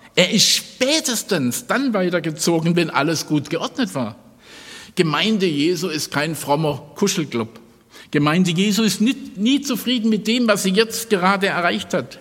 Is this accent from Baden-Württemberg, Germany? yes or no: yes; Stuttgart, Baden-Württemberg, Germany; Ich komme ja aus Stuttgart